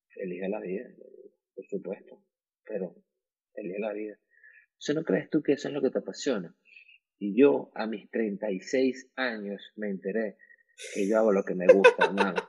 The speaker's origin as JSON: {"language": "Spanish", "country": "Venezuela", "also_born_or_lived": "Miami", "moved": "as an adult", "said": "como venezolanos tenemos muchos años afuera, tenemos ya más años fuera que adentro de Venezuela."}